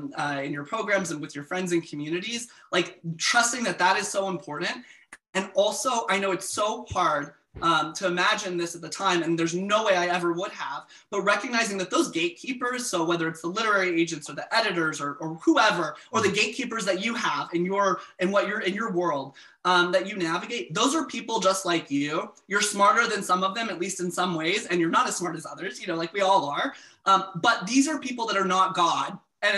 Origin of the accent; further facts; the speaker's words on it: the South, United States; as a queer man, I grew up closeted in the South